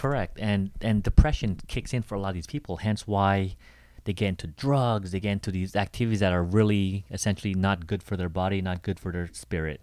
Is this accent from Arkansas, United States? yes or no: no; Seattle, Washington, United States; I come from Seattle